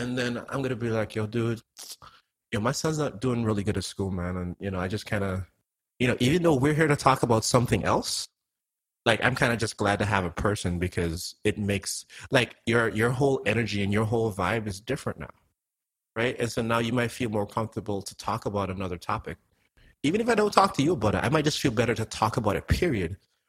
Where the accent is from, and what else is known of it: Antigua & Barbuda; now in United States